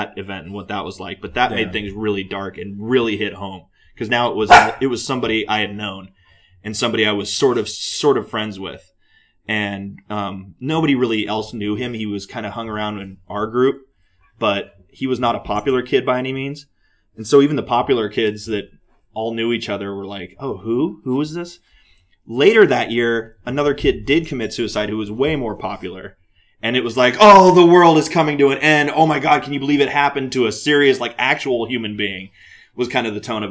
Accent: San Ramon, California, United States; also born or lived in Walnut Creek, California / Pleasant Hill, California; So then we moved to San Ramon, and I grew up there.

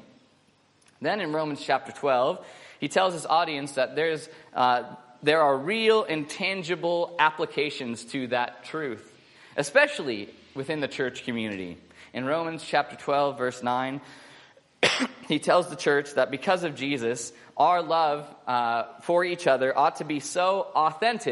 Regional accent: United States; now in Australia; I'm an American

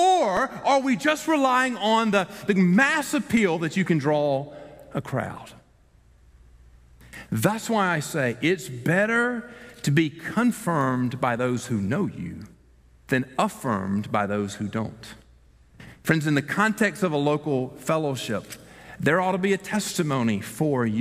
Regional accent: the South, United States; We are from the South, after all, and we've been taught from birth that we're not to say anything ugly to anybody

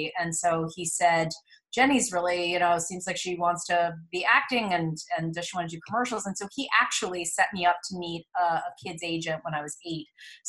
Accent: New York City, New York, United States; accent: Midwestern; So I grew up in New York City. I'm from the Upper East Side. So I'm actually a true New Yorker, but I have a Midwestern accent because my mom is from Illinois.

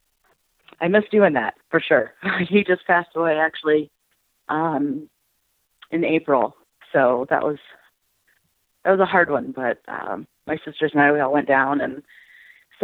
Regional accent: Akron, Ohio, United States; I'm from Akron, Ohio.

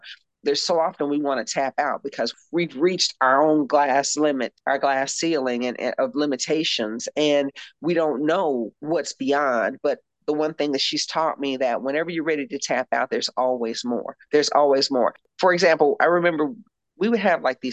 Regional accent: Louisville, Kentucky, United States; moved away as an adult; also born or lived in Arizona / Spain / Italy / France; now in Portland, United States; we're from Louisville, Kentucky

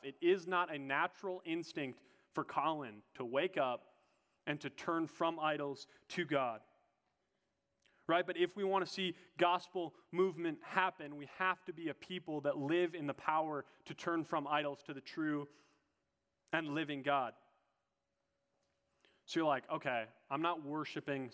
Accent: Minnesota, United States; I'm a Minnesotan

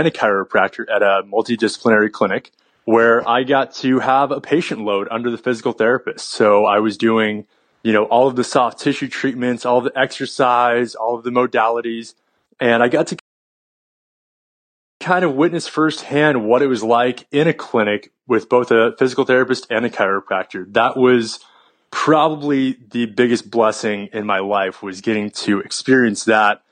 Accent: San Jose, California, United States; I actually grew up in San Jose, California. I'm one of the few California natives

